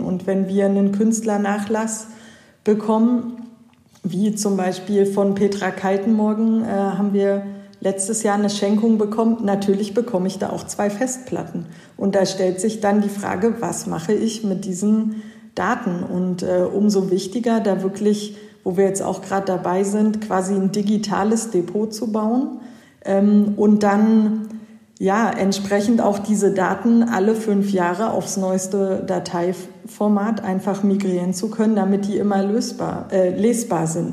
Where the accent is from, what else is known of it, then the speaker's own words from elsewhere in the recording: Hanover, Lower Saxony, Germany; moved away as an adult; also born or lived in Switzerland; Also ich komme auch eigentlich hier aus der Gegend Hannover